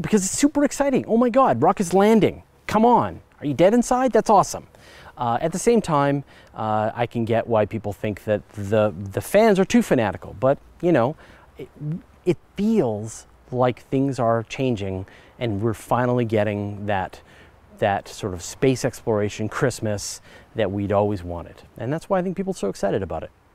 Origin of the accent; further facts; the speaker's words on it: Canada; I'm Canadian